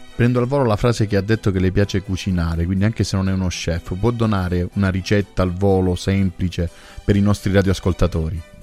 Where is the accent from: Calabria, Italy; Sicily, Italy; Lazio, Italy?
Calabria, Italy; io sono calabrese